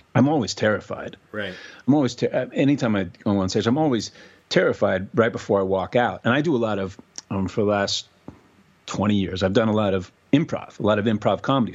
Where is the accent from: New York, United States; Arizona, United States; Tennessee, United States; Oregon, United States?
New York, United States; New York City; moved away as an adult; now in Los Angeles, United States; growing up in New York City and having access to all that theater